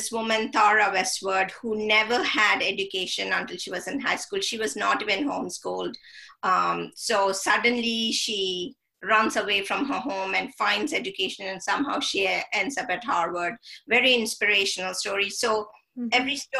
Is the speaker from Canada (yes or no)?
no; India; I grew up in India and read a lot of British literature